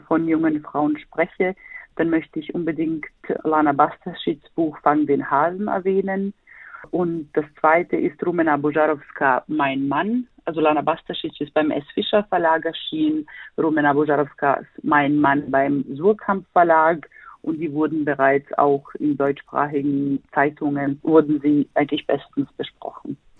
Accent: Sarajevo, Federation of Bosnia and Herzegovina, Bosnia & Herzegovina; now in Berlin, Germany; ich selber bin gebürtige Bosnierin, komme aus Sarajevo, lebe

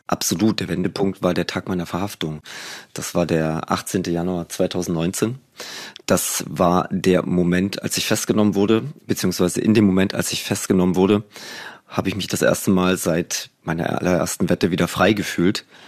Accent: East Germany, Germany; ich bin ja noch in der DDR groß geworden

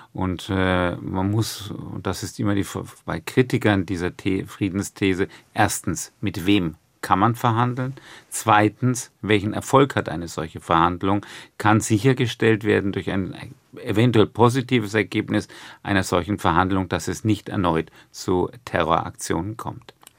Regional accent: Würzburg, Bavaria, Germany; also born or lived in Haifa, Israel; Ich bin in Haifa geboren und im Alter von zweieinhalb Jahren nach Deutschland gekommen. Also die, Eigen die Erinnerung, die kindliche Erinnerung beginnt in Würzburg

